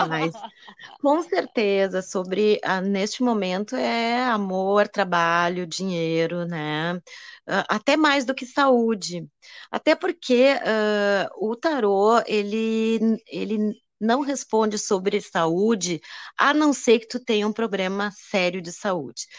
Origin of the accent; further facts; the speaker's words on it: Rio Grande do Sul, Brazil; eu sou gaúcha e, e lá no sul